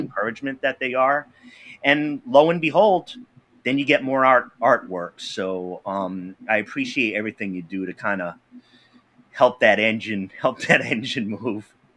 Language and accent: English; Pawtucket, Rhode Island, United States; I grew up in Pawtucket, Rhode Island